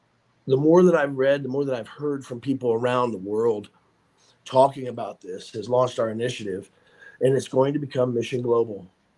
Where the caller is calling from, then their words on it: Franklin, Tennessee, United States; Brother Brad, I am coming from Franklin, Tennessee right now, which is just a little town south of Nashville.